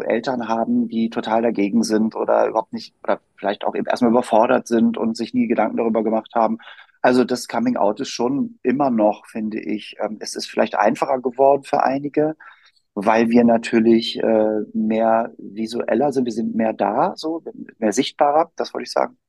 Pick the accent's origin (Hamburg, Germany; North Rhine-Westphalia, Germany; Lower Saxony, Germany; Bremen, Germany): Hamburg, Germany; moved away as an adult; now in Berlin, Germany; ich wohne in Berlin und bin in Hamburg aufgewachsen